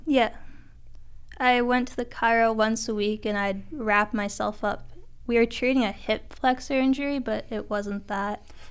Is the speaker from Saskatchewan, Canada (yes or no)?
yes; Turtleford, Saskatchewan, Canada; also born or lived in Notre Dame, Saskatchewan; I'm originally from Turtleford